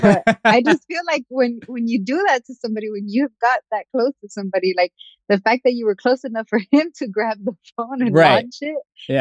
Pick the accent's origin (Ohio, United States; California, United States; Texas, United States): California, United States; Los Angeles; I'm from the hood, right? I grew up in Watts